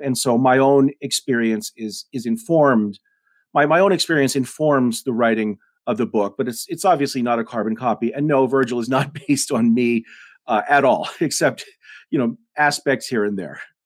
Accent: Denver, Colorado, United States; also born or lived in Rosebud Indian Reservation, South Dakota; I grew up in Denver

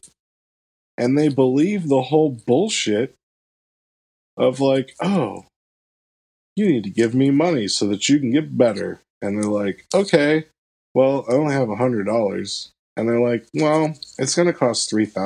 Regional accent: Florida, United States; now in Michigan, United States; I'm from Florida

